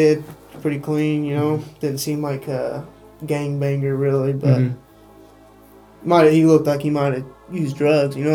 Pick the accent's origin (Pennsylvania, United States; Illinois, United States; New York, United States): Illinois, United States; Eldorado; I grew up in El Dorado